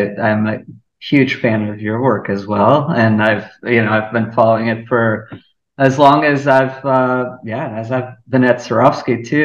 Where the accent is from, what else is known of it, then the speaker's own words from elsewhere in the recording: Lisbon, Portugal; moved away as an adult; now in Chicago, United States; I'm originally from Lisbon, and I grew up there.